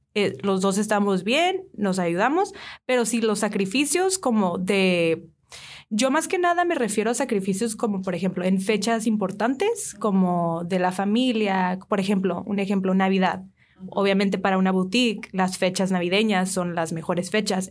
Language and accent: Spanish; San Diego, California, United States; moved away as an adult; now in Hermosillo, Mexico; yo vengo de San Diego originalmente, San Diego, California. La el estilo de vida ya es muy diferente. Eh, hace cinco o seis años me mudé para aquí Hermosillo